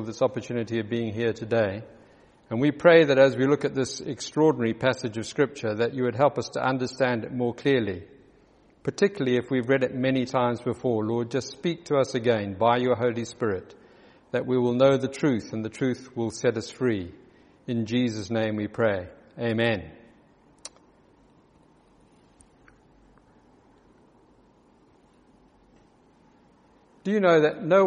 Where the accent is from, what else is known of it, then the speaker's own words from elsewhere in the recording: South Africa; accent: South African; moved away; also born or lived in Johannesburg; As you probably recognize from my accent, I spent many years in South Africa